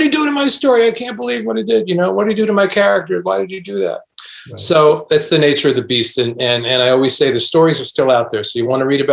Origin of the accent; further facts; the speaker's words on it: New York City, New York, United States; I grew up in Brooklyn.